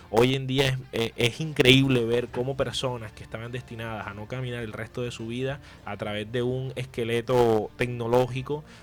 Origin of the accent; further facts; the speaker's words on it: Soledad, Atlántico, Colombia; now in Barranquilla, Colombia; yo estoy en Barranquilla, pero yo soy soledeño. Yo nací en Soledad.